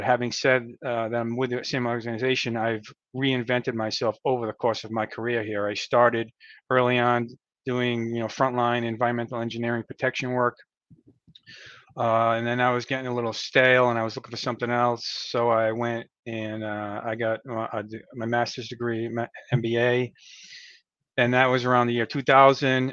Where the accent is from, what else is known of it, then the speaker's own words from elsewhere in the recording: Rhode Island, United States; also born or lived in Connecticut / Massachusetts; I was born and raised in Rhode Island. I've lived here pretty much my whole life